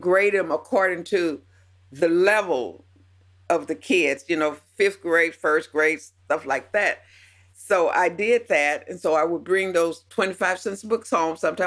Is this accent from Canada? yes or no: no; the South, United States; Now I'm 70 years old and I grew up in the South, and part of the poor South